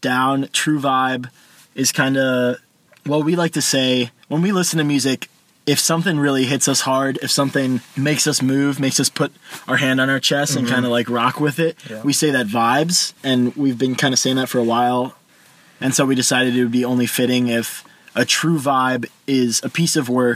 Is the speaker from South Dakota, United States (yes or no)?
no; Naperville, Illinois, United States; We're from Naperville, Illinois